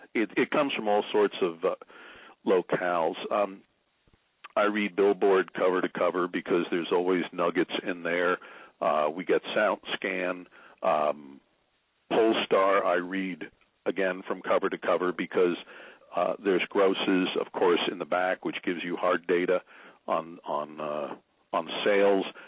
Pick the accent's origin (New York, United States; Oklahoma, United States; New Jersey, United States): New Jersey, United States; Newark; moved away as an adult; also born or lived in Nutley, New Jersey / Illinois / Tennessee / Maryland; I was originally from Newark and Nutley, New Jersey.